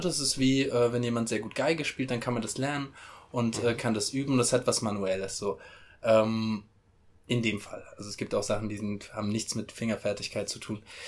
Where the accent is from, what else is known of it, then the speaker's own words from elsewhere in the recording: Mainz, Rhineland-Palatinate, Germany; ich komme aus Mainz